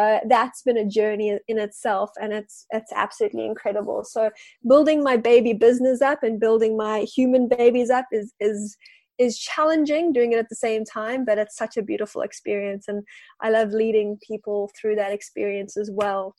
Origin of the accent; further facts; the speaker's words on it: South Africa; moved away as an adult; now in Wellington, New Zealand; I am South African living in Wellington and I've been living here for about 5 years now.